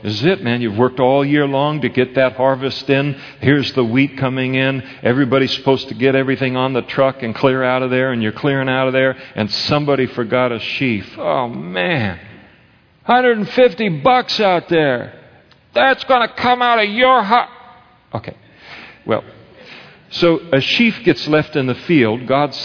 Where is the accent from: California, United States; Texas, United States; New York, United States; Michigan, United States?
California, United States; Napa; When I was a kid, I grew up in Napa, we used to pick prunes for our school clothes.